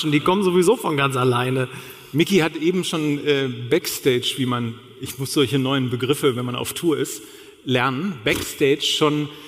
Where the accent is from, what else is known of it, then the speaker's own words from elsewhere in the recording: Hamburg, Germany; da weiß ich als Hamburger